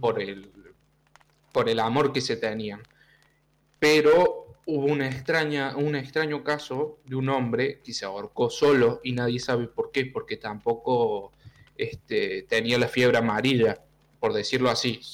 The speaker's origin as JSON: {"language": "Spanish", "country": "Argentina", "said": "Yo soy de Argentina"}